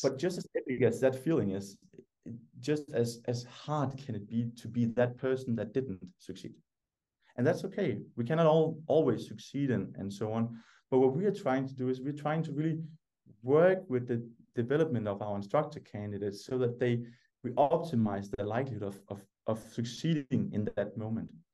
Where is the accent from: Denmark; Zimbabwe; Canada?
Denmark; English is a second language; I was the only Danish person